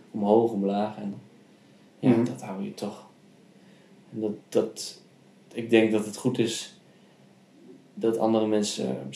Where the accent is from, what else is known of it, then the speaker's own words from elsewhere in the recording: Heeg, Friesland, Netherlands; Opgegroeid in Friesland.